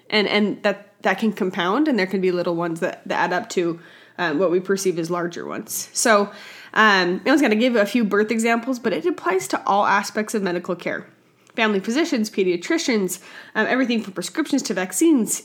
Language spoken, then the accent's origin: English; Utah, United States; my home state of Utah